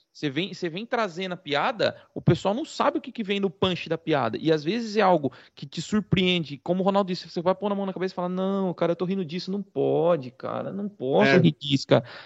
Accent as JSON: {"language": "Portuguese", "country": "Brazil", "said": "aqui nós somos brasileiros e não somos portugueses"}